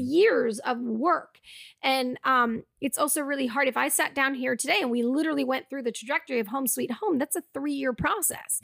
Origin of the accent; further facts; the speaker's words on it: Massachusetts, United States; moved away as an adult; now in Los Angeles, United States; we ended up shooting in my hometown